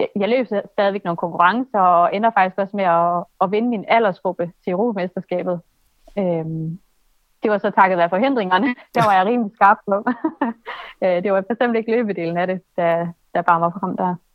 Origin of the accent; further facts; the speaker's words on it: Aalborg, North Denmark Region, Denmark; Jeg kommer fra Aalborg